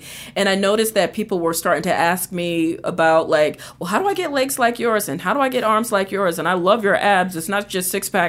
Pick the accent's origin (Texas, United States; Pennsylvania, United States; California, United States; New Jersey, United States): New Jersey, United States; Atlantic City; also born or lived in New York; So I'm actually from New Jersey. I grew up in Atlantic City, and I also did some time in New York.